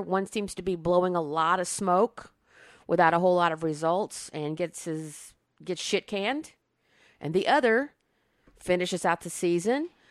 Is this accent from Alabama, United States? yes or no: yes; Alabama, United States; moved away; I grew up in Alabama